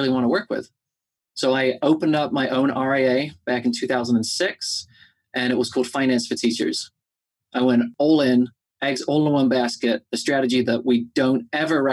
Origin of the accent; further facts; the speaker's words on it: England, United Kingdom; moved away as an adult; now in United States; I am originally from England